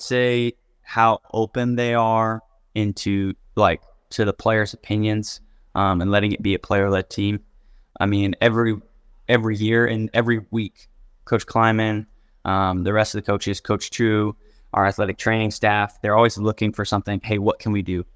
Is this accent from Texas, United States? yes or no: yes; Houston, Texas, United States; moved away; I grew up probably twenty minutes from U of H